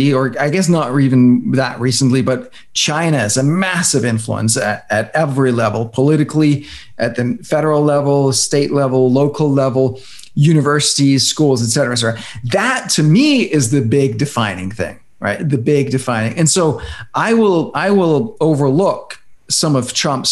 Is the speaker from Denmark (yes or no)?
yes; Denmark; now in United States; I come from Denmark